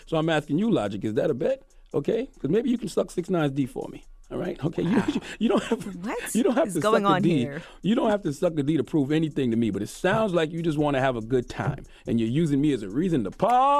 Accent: the South, United States; You like, I'm from the South, so you like just a down

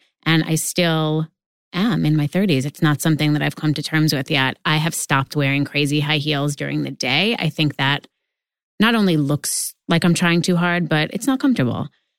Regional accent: New York, United States; I grew up in New York.

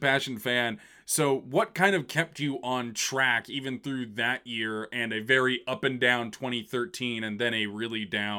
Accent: Woodinville, Washington, United States; Growing up in Woodinville

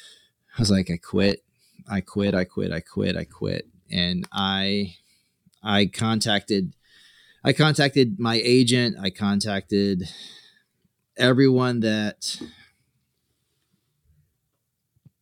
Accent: South Carolina, United States; moved away; I'm from South Carolina

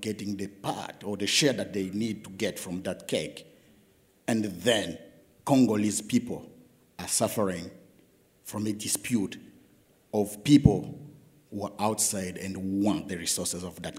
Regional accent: Zambia; English is a second language; also born or lived in Katanga; I come from Zambia, but I've lived most of my part in the Katanga province.

